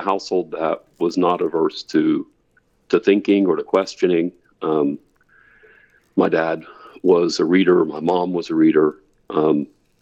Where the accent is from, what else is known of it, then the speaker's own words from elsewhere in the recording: Gallipolis, Ohio, United States; now in Auburn, United States; I grew up in southeastern Ohio, right on the Ohio River. In fact, at the confluence of the Kanawha and the Ohio Rivers, in a little town called Gallipolis, Ohio